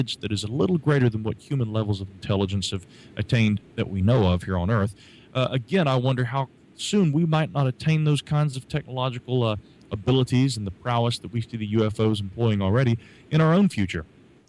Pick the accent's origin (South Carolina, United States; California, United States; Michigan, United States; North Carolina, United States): North Carolina, United States; Asheville